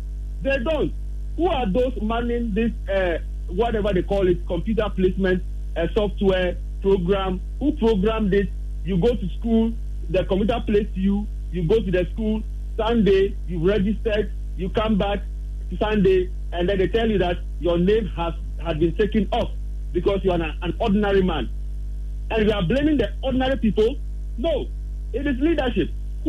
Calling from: Dansoman, Greater Accra, Ghana; I'm calling from Dansuman.

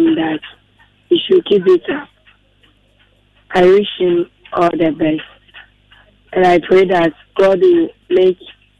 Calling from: Kumasi, Ashanti, Ghana; calling from Kumasi.

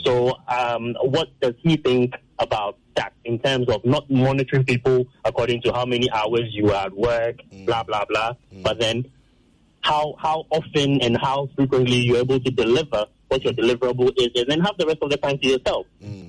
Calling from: Accra, Greater Accra, Ghana; I'm calling from Airport.

